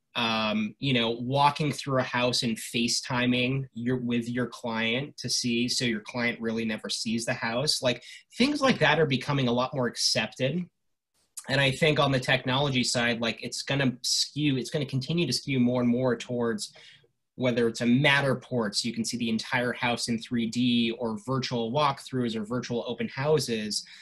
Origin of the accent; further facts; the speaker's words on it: Los Angeles, California, United States; when I was growing up in Los Angeles, when I was 10, 11 years old